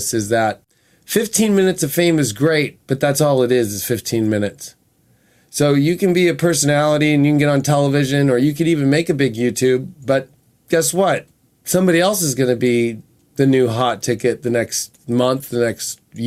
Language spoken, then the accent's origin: English; Newport Beach, California, United States; My life started in Orange County, California. I was born in Newport Beach